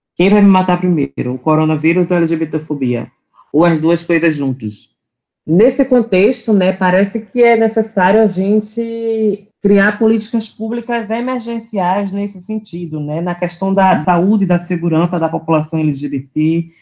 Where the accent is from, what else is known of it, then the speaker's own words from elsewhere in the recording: Recife, Pernambuco, Brazil; sou daqui de Recife, Pernambuco